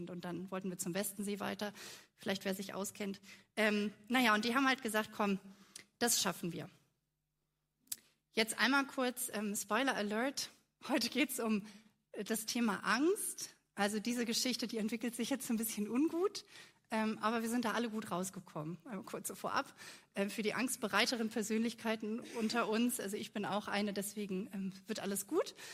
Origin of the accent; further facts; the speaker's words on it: Kiel, Schleswig-Holstein, Germany; Ich bin gebürtige Kielerin, ähm, bin also quasi äh, am Wasser, im Wasser aufgewachsen.